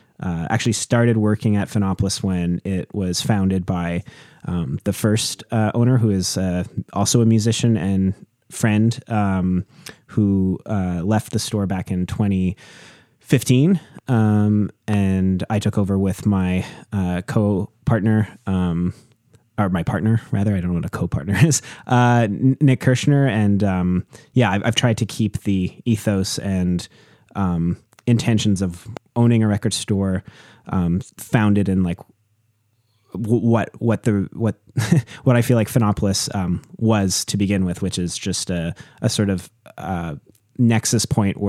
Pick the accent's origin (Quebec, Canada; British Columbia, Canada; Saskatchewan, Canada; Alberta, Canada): British Columbia, Canada; moved away as an adult; now in Montreal, Canada; I grew up on Vancouver Island in BC, I think there was like a lot of time sort of spent alone and just in, you know, worlds of imagination as a kid, and being around nature